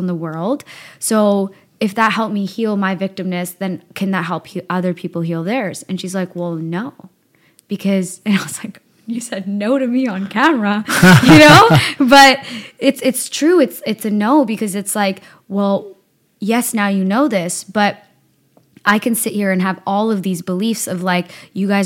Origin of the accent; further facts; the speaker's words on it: Burnaby, British Columbia, Canada; also born or lived in Victoria / Surrey; I grew up in Burnaby